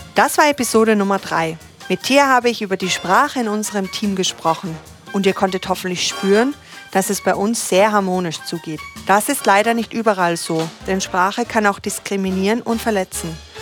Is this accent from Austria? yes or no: yes; Austria; moved away as an adult; now in Germany; also ich bin ja aus Österreich zum Beispiel und wurde integriert jetzt hier in, in, in Deutschland.